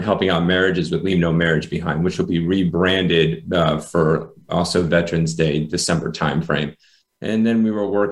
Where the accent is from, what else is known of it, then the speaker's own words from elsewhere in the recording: Rhode Island, United States; I was born in Rhode Island, smallest state in the United States